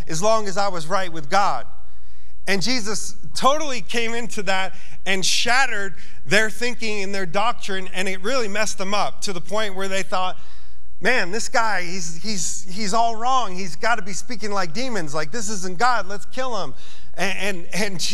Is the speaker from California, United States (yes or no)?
no; New York, United States; I'm from New York